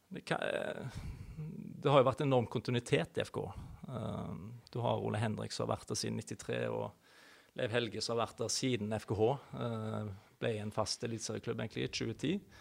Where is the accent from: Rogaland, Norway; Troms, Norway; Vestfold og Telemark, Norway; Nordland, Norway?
Rogaland, Norway; Haugesund; moved away as an adult; Født og oppvokst i Haugesund